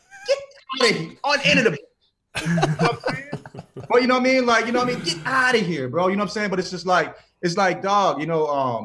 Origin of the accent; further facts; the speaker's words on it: St. Louis, Missouri, United States; I'm from St. Louis, so I'm from a town where people don't want an All-Star game either